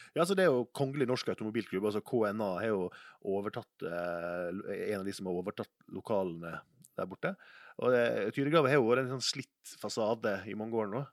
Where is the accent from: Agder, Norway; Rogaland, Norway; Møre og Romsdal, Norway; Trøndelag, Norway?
Møre og Romsdal, Norway; Sunnmøre; jeg er oppvokst på Sunnmøre